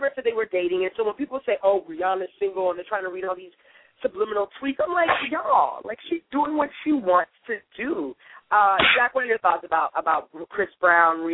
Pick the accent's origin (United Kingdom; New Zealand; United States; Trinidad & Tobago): Trinidad & Tobago; I'm from Trinidad and Tobago